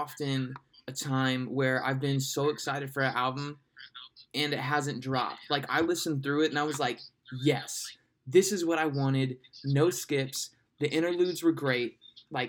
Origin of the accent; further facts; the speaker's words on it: Ohio, United States; growing up in Ohio